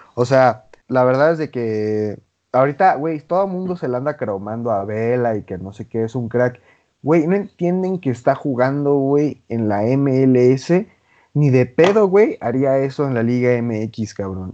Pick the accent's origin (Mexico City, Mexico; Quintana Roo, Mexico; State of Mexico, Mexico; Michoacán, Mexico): Quintana Roo, Mexico; Cancún; yo soy de Cancún